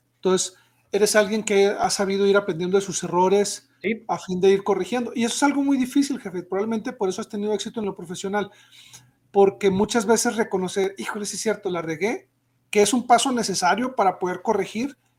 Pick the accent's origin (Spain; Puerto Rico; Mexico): Mexico; nosotros como mexicanos